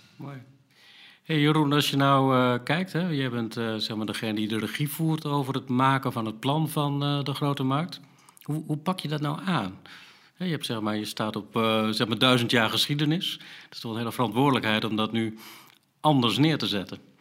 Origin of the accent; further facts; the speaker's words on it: Groningen, Netherlands; als Groningers